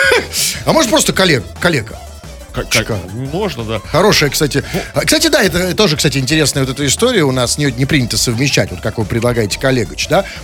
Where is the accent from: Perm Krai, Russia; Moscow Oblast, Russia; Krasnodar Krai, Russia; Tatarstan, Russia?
Tatarstan, Russia; я вот только что, я сам тук, из Тукаевского района.